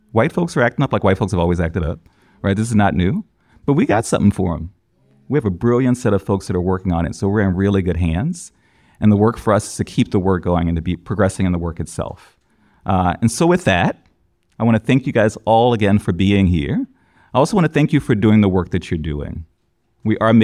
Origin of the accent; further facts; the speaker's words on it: New Orleans, Louisiana, United States; I grew up in New Orleans, a city of matriarchs.